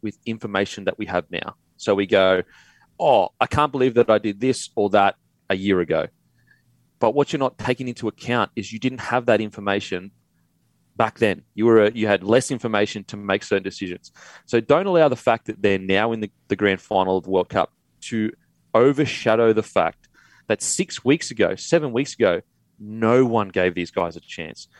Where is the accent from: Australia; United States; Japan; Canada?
Australia; Queensland; now in Sydney, Australia; I'm from Queensland